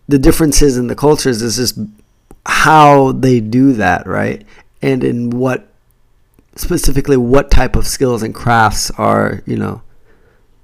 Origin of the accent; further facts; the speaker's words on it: United States; now in Japan; I'm Jamaican Chinese, so you're gonna find some stuff about being black and being mixed and growing up in the US